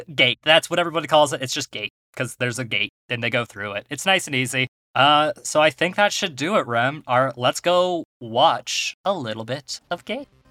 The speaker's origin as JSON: {"language": "English", "country": "United States", "said": "We're American."}